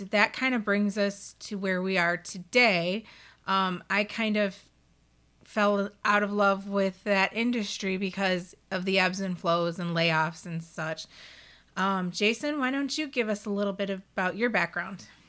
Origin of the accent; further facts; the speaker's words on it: Detroit, Michigan, United States; my background is that I grew up in Detroit in a, um, little neighborhood on the west side, and I lived there until I was a teenager, then we moved out to the suburbs.